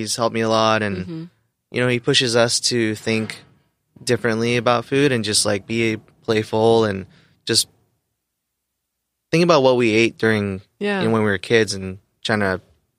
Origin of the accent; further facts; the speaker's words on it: Novato, California, United States; also born or lived in Los Angeles; Yeah, born in L.A., but moved to Marin County, like nice. Novato.